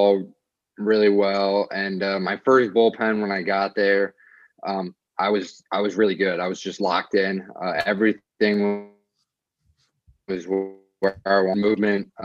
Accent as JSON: {"language": "English", "town": "Cleveland", "region": "Ohio", "country": "United States", "tie": "born or raised there", "also_born_or_lived": "New Jersey", "moved": "as an adult", "lives_now": "Long Island, United States", "said": "I grew up in Ohio, just in a suburb of Cleveland."}